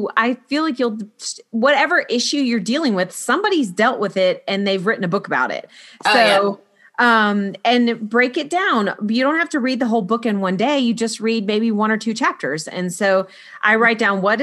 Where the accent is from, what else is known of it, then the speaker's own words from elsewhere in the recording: Florida, United States; moved away as an adult; now in South Carolina, United States; we moved from Florida where I had all my babies and been raised